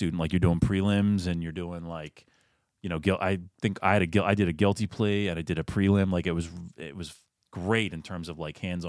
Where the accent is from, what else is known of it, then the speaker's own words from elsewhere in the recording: Chadds Ford, Pennsylvania, United States; So I'm local. I grew up was born and raised in Chad's Ford, which is we're recording right now in Paoli, so it's about 20 minutes from there. Grew up there, went to school locally.